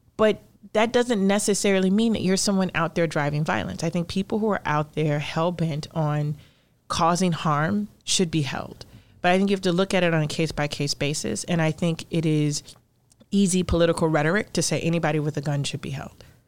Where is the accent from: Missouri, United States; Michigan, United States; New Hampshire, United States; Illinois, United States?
Illinois, United States; Chicago; I grew up in Cabrini